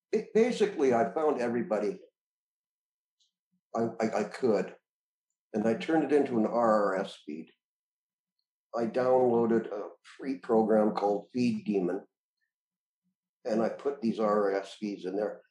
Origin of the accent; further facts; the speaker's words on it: Moose Jaw, Saskatchewan, Canada; moved away; also born or lived in British Columbia / Prince George / Lower Mainland; growing up in Moose Jaw, Saskatchewan